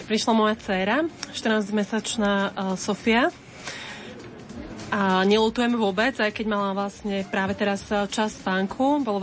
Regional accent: Banská Bystrica, Banská Bystrica Region, Slovakia; som z Banskej Bystrice.

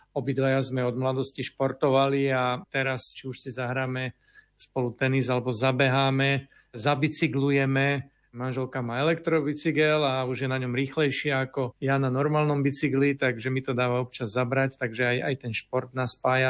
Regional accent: Považie, Slovakia; moved away; mám možnosť ísť na rodné považie, odkiaľ pochádzam

